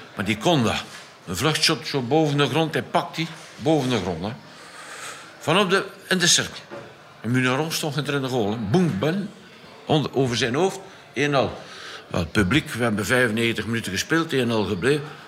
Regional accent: Flanders, Belgium; als Vlaming

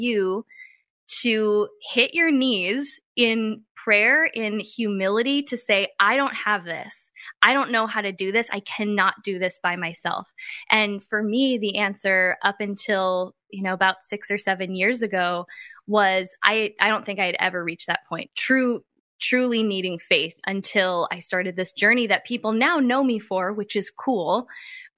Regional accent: Midwest, United States; I grew up in a very small town. I came from the Midwest.

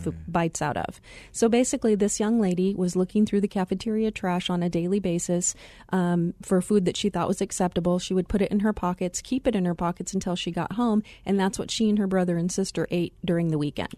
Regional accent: Glendale, Arizona, United States; also born or lived in Chicago area; I had the pleasure of growing up in the Glendale area.

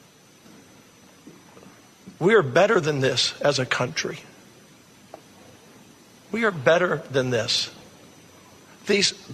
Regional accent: United States; As an American people

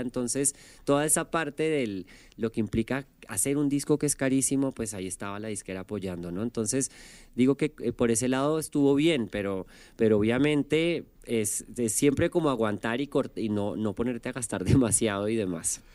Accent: Colombia; moved away as an adult; now in Mexico; vengo de Colombia

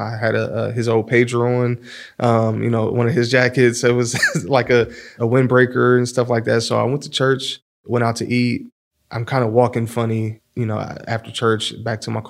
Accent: Columbus, Ohio, United States; I grew up here in Columbus

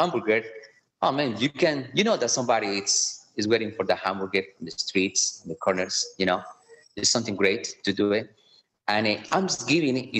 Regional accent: Colombia; English is a second language; moved away as an adult; also born or lived in Connecticut, United States; now in Kansas City, United States; I am from Colombia, from the beautiful country of Colombia in South America.

